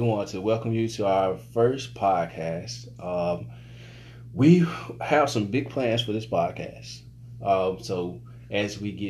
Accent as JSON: {"language": "English", "town": "Jackson", "region": "Mississippi", "country": "United States", "also_born_or_lived": "Philadelphia", "moved": "as an adult", "lives_now": "Mooresville, United States"}